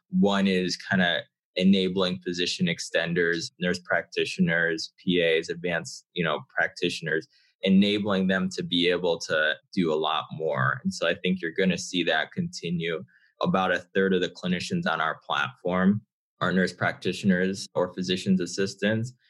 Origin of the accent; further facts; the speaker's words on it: Connecticut, United States; I'm originally from Connecticut, have a father from Ghana, uh, mother from Barbados